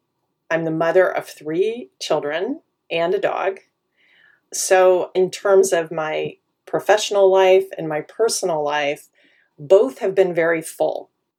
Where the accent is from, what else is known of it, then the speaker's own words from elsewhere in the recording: Wichita, Kansas, United States; born there; also born or lived in Madrid, Spain; now in Silicon Valley, United States; I was born in Wichita, Kansas. That grounds us in my origin, right? Which is Middle America, Midwest, all of its politeness and a pace of life that is very different from where I live now, which is Silicon Valley, California.